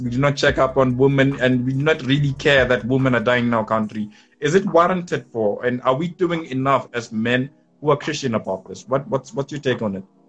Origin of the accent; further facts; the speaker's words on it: township next to Polokwane, Limpopo, South Africa; from limpopo in a township called Filbahomu next to Polokwane